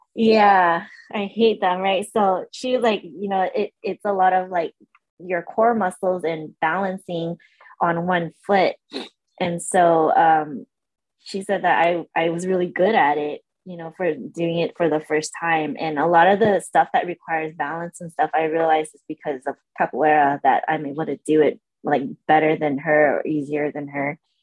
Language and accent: English; San Diego, California, United States; moved away as an adult; also born or lived in Orange County, California; I was born in Orange County, and we uh, moved to San Diego when I was four, and I lived in San Diego till I was about 25, 26. So I grew uh, up there. It's my home